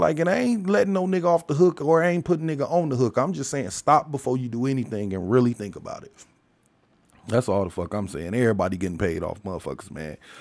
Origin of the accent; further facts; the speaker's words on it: United States; I'm an American and I'm African, so I'm an African American